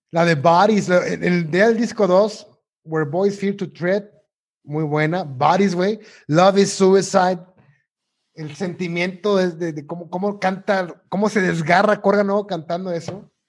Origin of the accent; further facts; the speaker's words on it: Tuxpan, Veracruz, Mexico; moved away; en mi natal Tuxpan, Veracruz